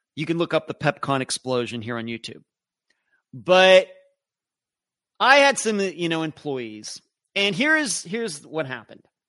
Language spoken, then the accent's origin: English; Western Pennsylvania, United States; growing up in Western Pennsylvania.